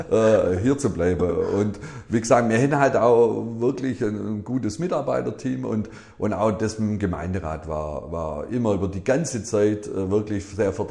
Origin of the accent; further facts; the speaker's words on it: Ellwangen, Baden-Württemberg, Germany; ich bin halt ein gebürtiger Elwanger.